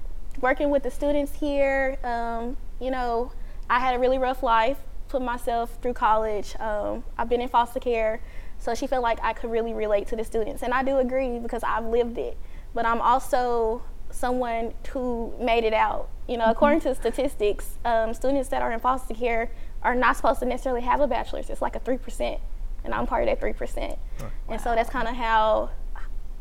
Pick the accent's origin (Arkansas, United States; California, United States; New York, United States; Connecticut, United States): Arkansas, United States; Little Rock; moved away as an adult; now in Shreveport, United States; I'm not from here. I'm from Arkansas, Little Rock, Arkansas